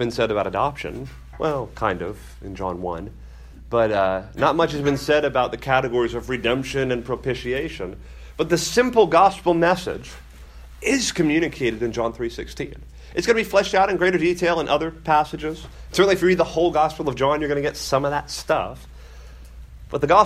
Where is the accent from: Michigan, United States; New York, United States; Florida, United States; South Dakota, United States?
Florida, United States; Miami; I grew up in Miami